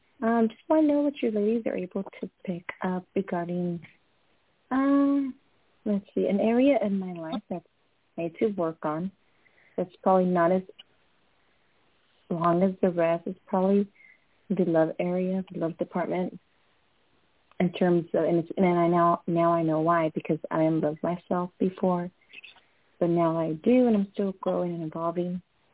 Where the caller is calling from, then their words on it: California, United States; I'm calling from California